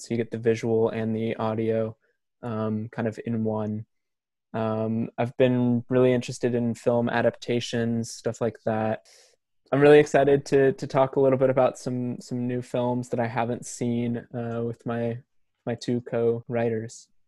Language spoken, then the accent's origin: English; Portland, Oregon, United States; I am from Portland, Oregon, and I am currently living there.